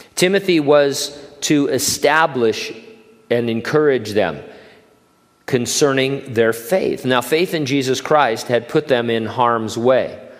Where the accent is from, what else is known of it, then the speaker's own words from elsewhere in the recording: Southern California, United States; moved away as an adult; now in Hanford, United States; in Southern California, uh, you know, growing up there for the first 20 plus years of my life